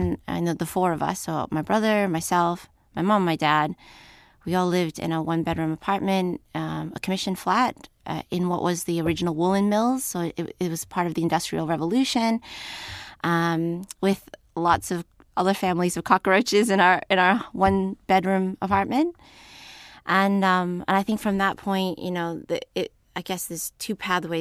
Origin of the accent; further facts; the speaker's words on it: United States; a young person living in America